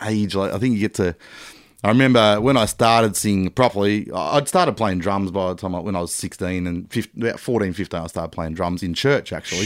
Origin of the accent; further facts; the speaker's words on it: Melbourne, Victoria, Australia; also born or lived in Geelong / Papua New Guinea; essentially a Melbourne boy